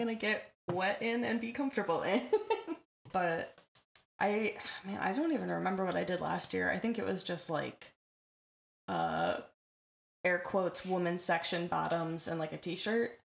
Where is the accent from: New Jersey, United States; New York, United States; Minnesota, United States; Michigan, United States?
Michigan, United States; also born or lived in Southern California; I'm I'm born born in South California and lived there for a couple of years before transitioning to Michigan